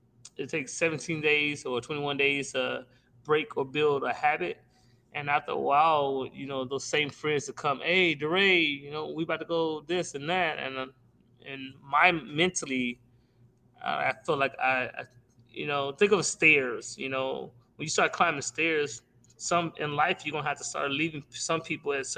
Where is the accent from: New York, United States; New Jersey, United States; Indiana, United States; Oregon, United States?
Indiana, United States; also born or lived in Aetna; I grew up for the most part up in Durmilla and Ivanhoe Projects before we actually moved to Etna